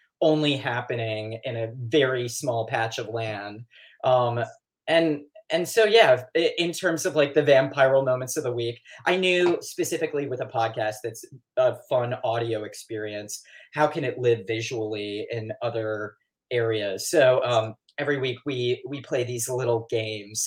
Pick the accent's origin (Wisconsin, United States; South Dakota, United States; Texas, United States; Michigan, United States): Michigan, United States; Detroit; Detroit proper, actually. Right in Detroit. I think I'm like fourth generation.